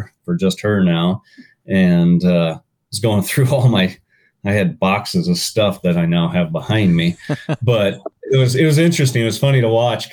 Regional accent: Washington, United States; I grew up in Washington State, raised by a single mom until I was 10

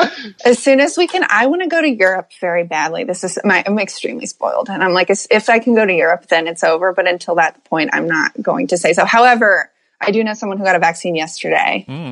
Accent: Hurricane, West Virginia, United States; I'm from Hurricane, West Virginia.

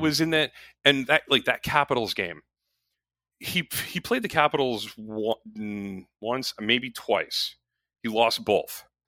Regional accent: Connecticut, United States; where I grew up in Connecticut

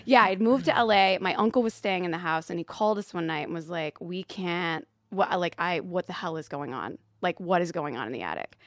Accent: Louisville, Kentucky, United States; I'm from Louisville, Kentucky

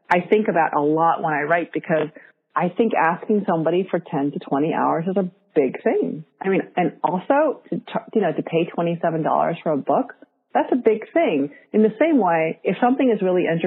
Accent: New York, United States; English is a second language; I'm Korean American

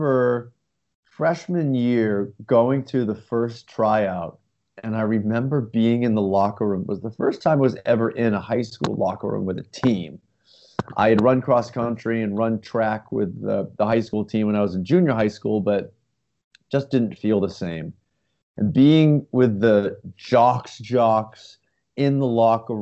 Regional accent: New England, United States; moved away; in my hometown, it was basketball

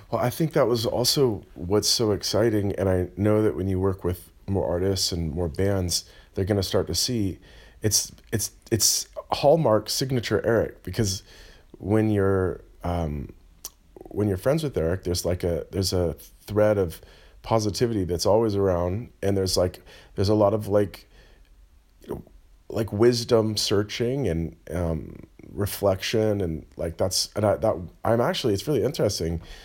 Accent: California, United States; now in Berlin, Germany; we're Californian

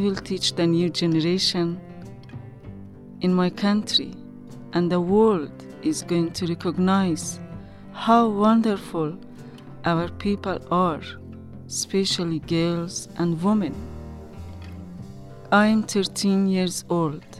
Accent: Afghanistan; English is a second language; moved away as an adult; now in Tucson, United States; I'm from Afghanistan, and I have been working with kids, and I was teacher for near 10 years. I have been living in Tucson, Arizona for 2 years

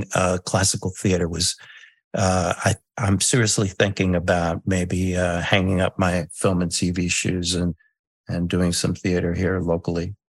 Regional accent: New York, United States; accent: New York; And I did a lot of that when I was a kid. That's how I got rid of my New York accent, right? I don't got a New York accent, right?

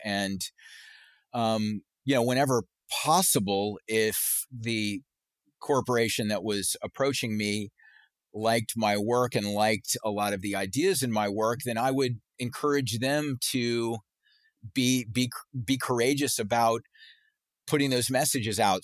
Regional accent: Charleston, South Carolina, United States; growing up in Charleston, South Carolina

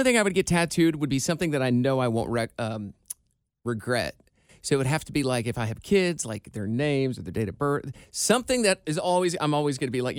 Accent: Iowa, United States; moved away; my home state of Iowa.

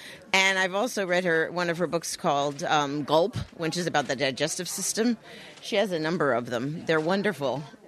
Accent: Guilford, Connecticut, United States; I'm from Guilford.

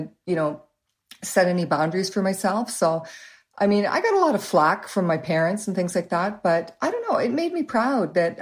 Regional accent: Waterloo, Ontario, Canada; by the time I was about 4 or 5, we moved to Waterloo, and that's where we've lived ever since

